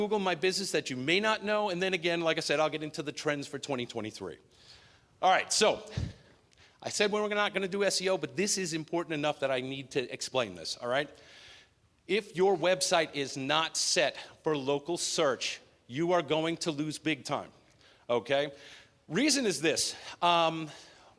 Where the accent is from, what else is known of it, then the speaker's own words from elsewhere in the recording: New York, United States; born and bred in New York